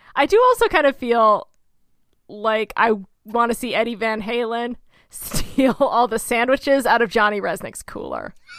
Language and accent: English; Oklahoma, United States; also born or lived in Cobblestone, New York; I'm from Oklahoma